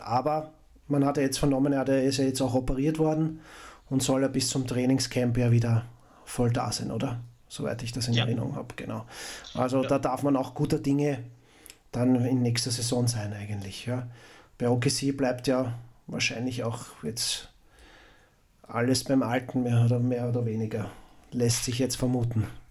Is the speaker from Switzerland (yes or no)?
no; Austria; Als, als Österreicher